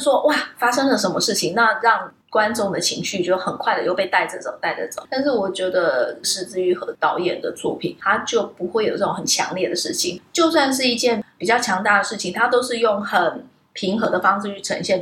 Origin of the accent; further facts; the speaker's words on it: Taipei, Taiwan; 后来我在台北长大，我家附近有一个